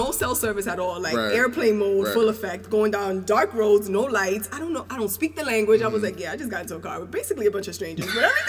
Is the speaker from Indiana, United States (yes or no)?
no; New York, United States; I'm from New York, but my family's from the Caribbean.